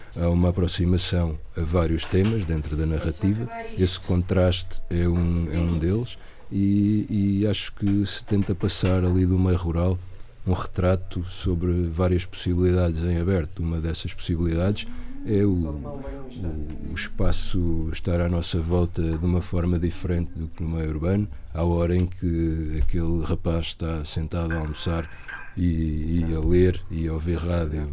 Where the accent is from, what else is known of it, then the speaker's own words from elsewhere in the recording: Portugal; moved away; also born or lived in Lisbon; nasci em Corus, que é meio rural, e já vivi bastantes anos em Lisboa